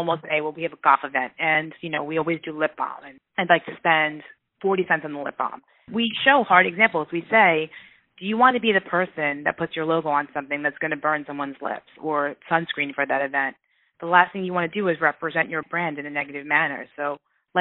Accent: New York, United States; now in Midwest, United States; I'm from New York, and I do think we definitely say like it is. And now that I'm in the Midwest

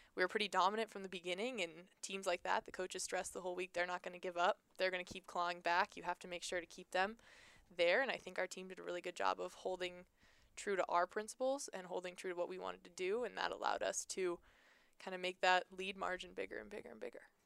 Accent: Seattle, Washington, United States; moved away; I was from Seattle, played there

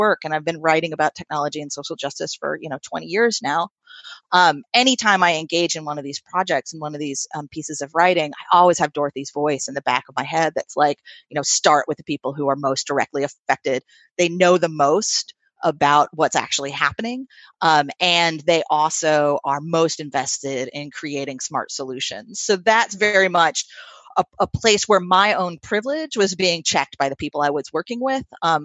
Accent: Troy, New York, United States; my hometown of Troy, New York

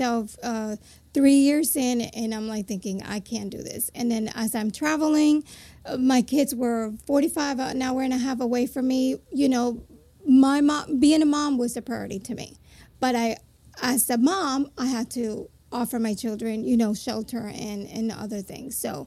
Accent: Puerto Rico; moved away as an adult; also born or lived in New Jersey, United States; now in Florida, United States; my parents moved to the United States from Puerto Rico, and I was born in New Jersey. At the age of four, my parents moved to Puerto Rico, back to Puerto Rico

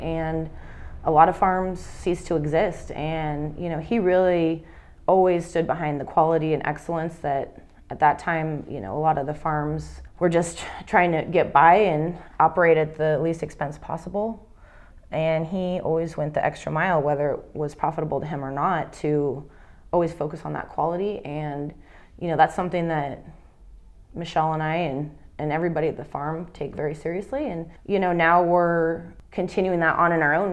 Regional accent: Idaho, United States; we are from Idaho

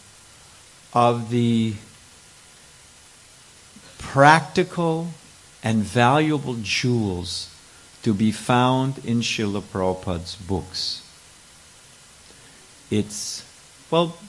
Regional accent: California, United States; I'm born and raised in California

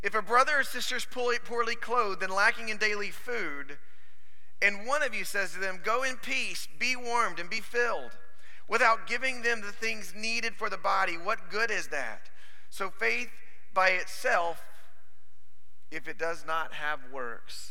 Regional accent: South Alabama, United States; I'm from South Alabama

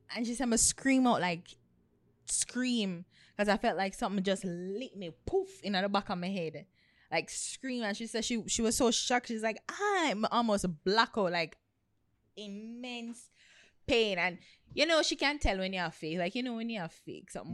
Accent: Portland Parish, Jamaica; I come from Portland

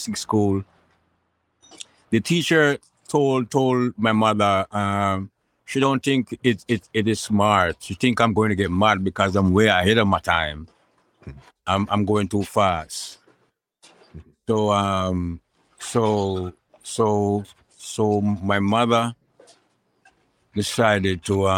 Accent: Kingston, Saint Andrew, Jamaica; I grew up between Kingston 13 and rest rural St. Andrews. I was born in Kingston 13

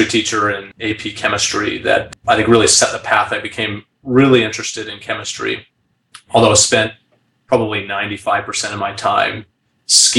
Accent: Salt Lake City, Utah, United States; I grew up in Salt Lake City

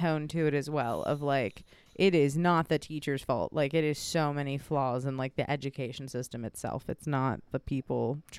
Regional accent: Weston, West Virginia, United States; Yep, I'm from Weston.

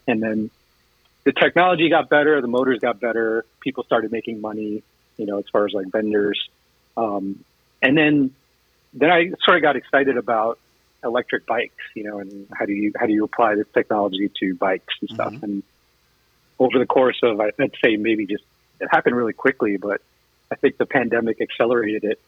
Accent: New York, United States; moved away as an adult; now in Michigan, United States; I'm originally from New York

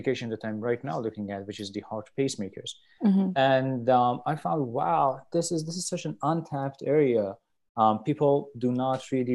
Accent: Tehran, Tehran Province, Iran; moved away as an adult; also born or lived in Vancouver, Canada / Virginia / Ann Arbor, Michigan; now in Buffalo, United States; I'm from Iran, and basically I did my undergrad in Iran, in Tehran. That's where I'm from

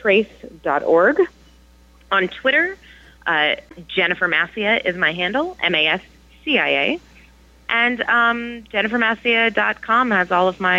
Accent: California, United States; now in New York, United States; It was only when I moved to New York because I grew up in California.

